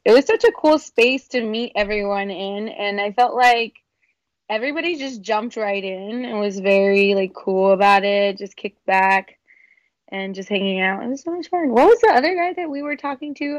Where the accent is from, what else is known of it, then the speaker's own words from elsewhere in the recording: San Antonio, Texas, United States; moved away as an adult; now in Los Angeles, United States; I am a dance artist from San Antonio, Texas, from the South Side